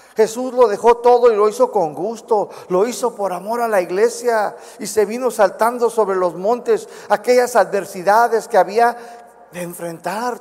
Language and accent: Spanish; United States; accent: chicano; Spanish is a second language; moved away as an adult; now in Guadalajara, Mexico; todavía soy bien chicano, a veces no puedo pronunciar ciertas palabras